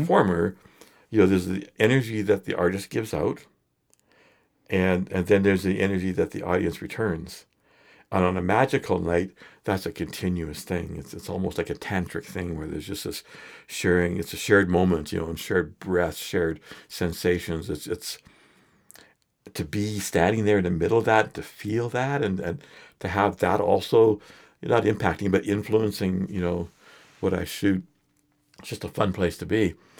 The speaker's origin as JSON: {"language": "English", "town": "Edmonton", "region": "Alberta", "country": "Canada", "tie": "born or raised there", "said": "I grew up in Edmonton"}